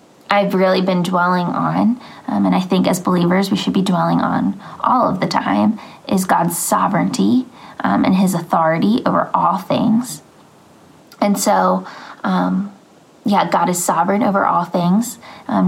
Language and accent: English; Phoenixville, Pennsylvania, United States; I am from Phoenixville, Pennsylvania.